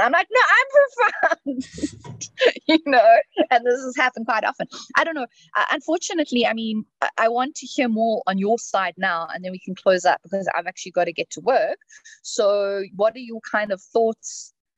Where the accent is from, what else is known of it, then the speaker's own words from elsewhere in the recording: South Africa; moved away; I come from South Africa, old country